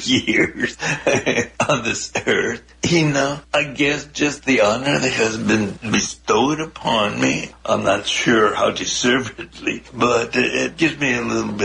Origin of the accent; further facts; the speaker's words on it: El Paso, Texas, United States; also born or lived in Ciudad Juárez, Mexico; I was born and raised right on the Mexican-U.S. border in the Paso Juarez area.